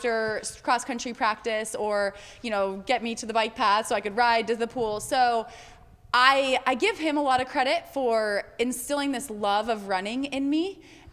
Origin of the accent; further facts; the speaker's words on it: Fort Collins, Colorado, United States; also born or lived in Montana; now in Atlanta, United States; I grew up mostly in Montana and Colorado